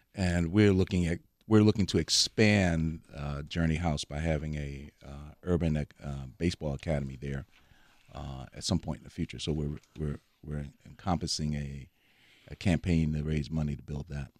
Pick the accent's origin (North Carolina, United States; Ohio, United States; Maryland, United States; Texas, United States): Maryland, United States; Baltimore; moved away as an adult; now in Milwaukee, United States; I grew up on the East Coast, so lacrosse is a big, you know, big, big time on the East Coast. So I, I'm from Baltimore